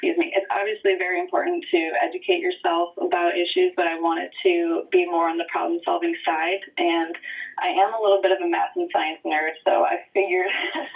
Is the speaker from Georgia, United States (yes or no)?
no; White Lake, Michigan, United States; I grew up in White Lake, Michigan, which is a farmer town kind of in the metro Detroit area